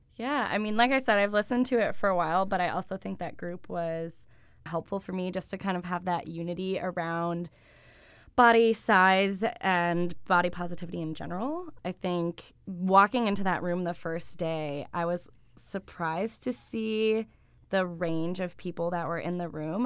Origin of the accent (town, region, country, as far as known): Buffalo, New York, United States; born or raised there; now in Ithaca, United States